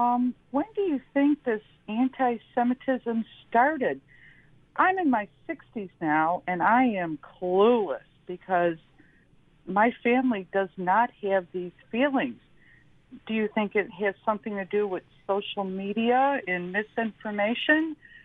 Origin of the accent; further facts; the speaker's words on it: Buffalo, New York, United States; I grew up in North Buffalo in the 60s. We had Catholics, Jews, Protestants, and the like